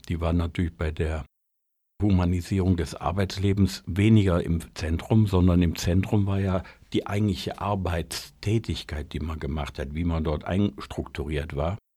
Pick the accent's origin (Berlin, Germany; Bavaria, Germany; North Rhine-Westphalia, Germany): North Rhine-Westphalia, Germany; Ich komme aus dem Ruhrgebiet und Ruhrgebiet ohne Dampfmaschine wäre nicht vorstellbar.